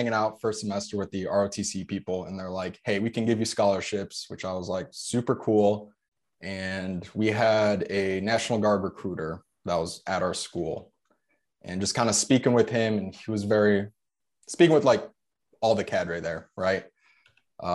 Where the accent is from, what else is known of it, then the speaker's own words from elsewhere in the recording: United States; first language Polish; English is a second language; I am first generation born in the US. Pretty much my entire family, mom and dad, from Poland.